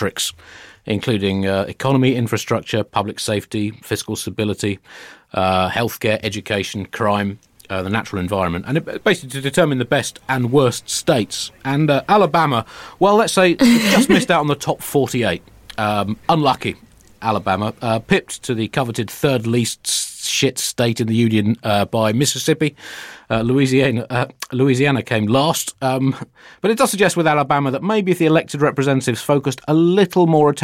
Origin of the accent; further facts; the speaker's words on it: United Kingdom; speaking as a Brit